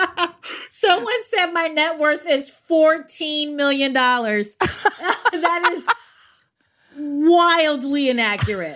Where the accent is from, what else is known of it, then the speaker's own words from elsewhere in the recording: United States; my Americanness